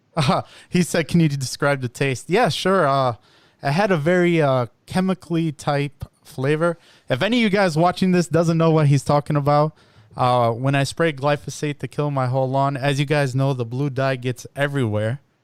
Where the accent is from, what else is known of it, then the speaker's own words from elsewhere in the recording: Illinois, United States; I'm also from Illinois, but uh, I'm in Naperville